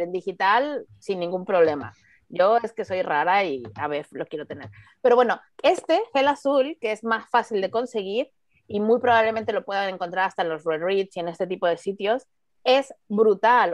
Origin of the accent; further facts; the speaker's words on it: Mexico; a mí como mexicana